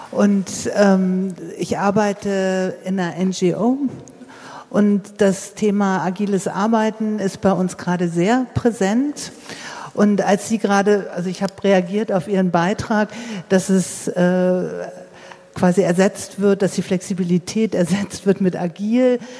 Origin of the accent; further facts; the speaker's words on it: Hamburg, Germany; ich komme aus Hamburg.